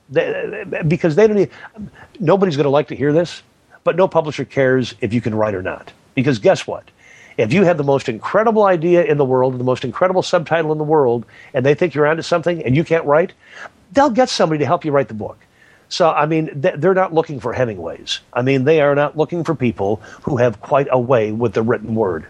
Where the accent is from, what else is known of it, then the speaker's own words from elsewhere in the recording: California, United States; I'm from California.